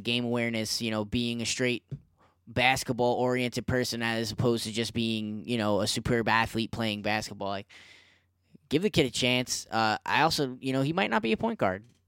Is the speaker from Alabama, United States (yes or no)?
no; New York, United States; I'm from New York